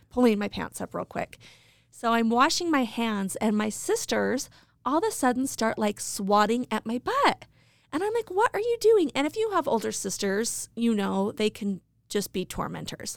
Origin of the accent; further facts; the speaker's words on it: Idaho Falls, Idaho, United States; I grew up in Idaho Falls.